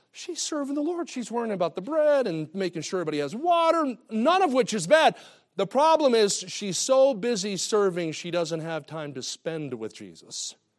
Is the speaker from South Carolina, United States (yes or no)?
no; New Jersey, United States; moved away as an adult; now in Kansas City, United States; I grew up in New Jersey